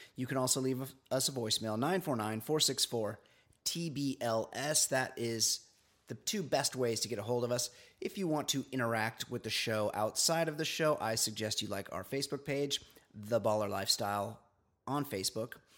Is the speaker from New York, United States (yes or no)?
no; Orange County, California, United States; I'm from Orange County